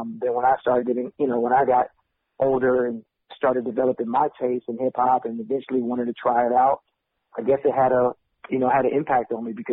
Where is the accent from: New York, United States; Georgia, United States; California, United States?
California, United States; Richmond; Yeah, it's about you know it's close to Berkeley, Oakland, not too far from San Francisco, that area.